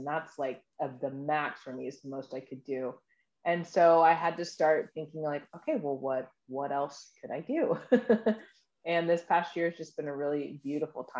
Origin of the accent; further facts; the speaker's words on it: Kent, Washington, United States; moved away as an adult; also born or lived in San Diego, California / Puerto Rico; now in Sacramento, United States; I was born in San Diego. I was raised in a military family. I lived in Puerto Rico for a little bit, and I grew up in Washington State, in Kent, Washington. It's about 20 minutes outside of Seattle, and I lived there until I was 19.